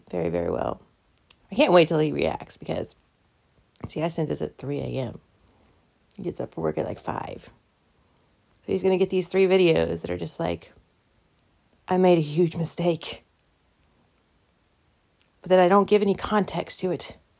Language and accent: English; the South, United States; I'm from the South